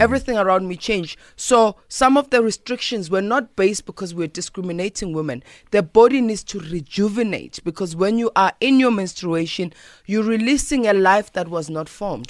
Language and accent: English; South Africa; as a South African